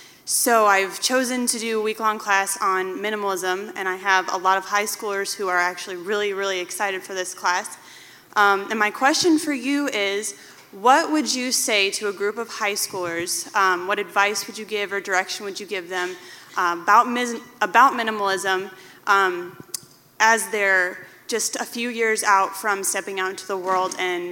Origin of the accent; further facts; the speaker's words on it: Peoria, Illinois, United States; I'm from Peoria, Illinois. I teach back home